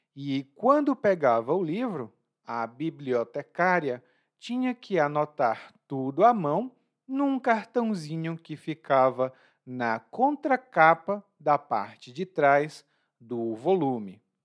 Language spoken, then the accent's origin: Portuguese; Brazil; como sou brasileiro